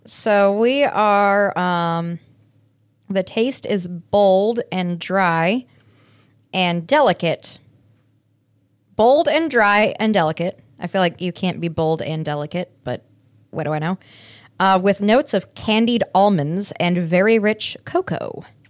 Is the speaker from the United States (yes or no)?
yes; Aurora, Colorado, United States; my hometown of Aurora, Colorado